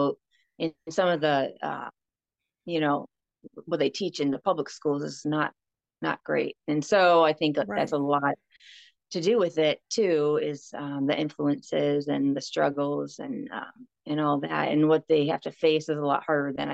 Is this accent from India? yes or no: no; Chicago, Illinois, United States; also born or lived in Tennessee; I'm from the Chicago area